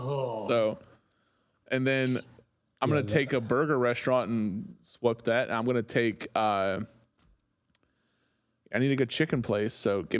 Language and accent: English; West Virginia, United States; You can tell we're from West Virginia